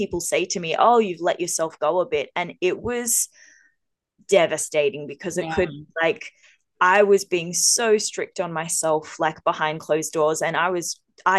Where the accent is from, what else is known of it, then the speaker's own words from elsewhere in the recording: Australia; we're two Aussie girls